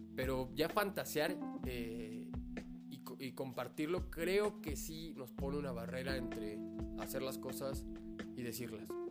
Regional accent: Mexico; como mexicanos

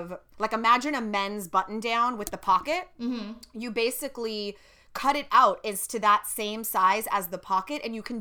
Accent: California, United States; the specific town I grew up in or in California or the West

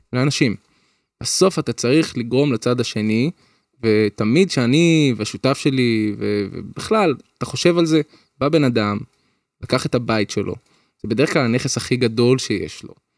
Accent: Petah Tikva, Central District, Israel; אני גדלתי פתח תקווה

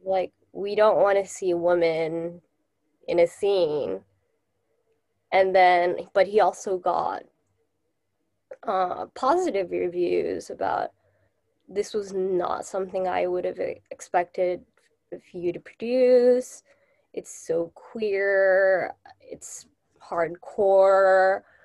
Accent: Tokyo, Japan; also born or lived in United States; I am originally from Japan, and I still live in Japan

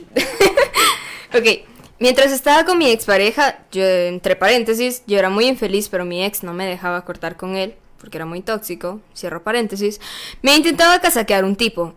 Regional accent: Zacapa, Guatemala; Yo soy de Zacapa y yo vivía en Zacapa en ese momento

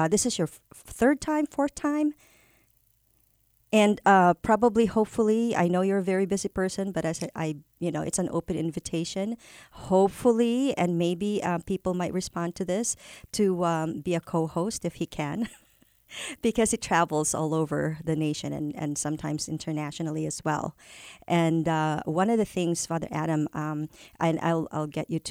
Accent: Philippines; first language Tagalog; English is a second language; now in United States; I grew up in the Philippines. My first language is Filipino, Tagalog from Manila, and then Filipino

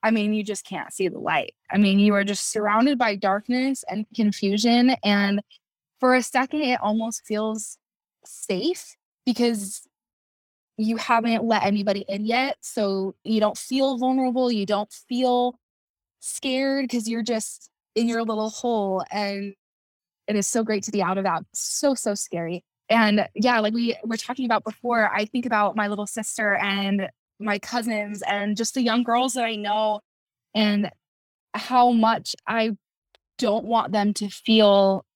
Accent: Kaysville, Utah, United States; I'm from Kaysville, Utah.

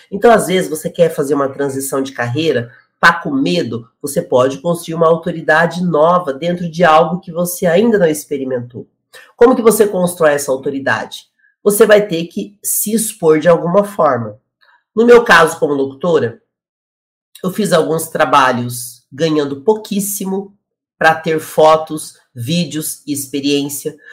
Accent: Curitiba, Paraná, Brazil; moved away; ele é de Curitiba e eu também sou de Curitiba.

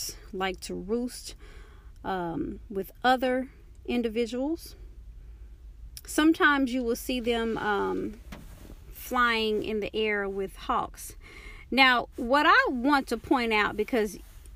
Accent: Dallas, Texas, United States; I'm from Dallas, Texas

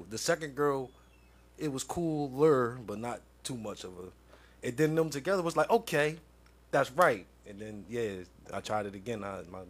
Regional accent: East Coast, United States; now in Kansas City, United States; I'm from the East Coast, man

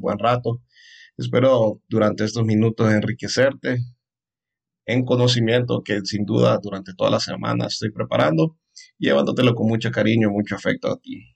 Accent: Honduras; soy un psicólogo hondureño

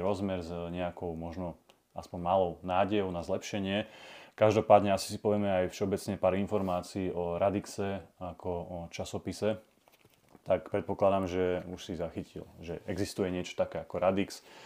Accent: Slovakia; sme aj my, Slováci, Západ

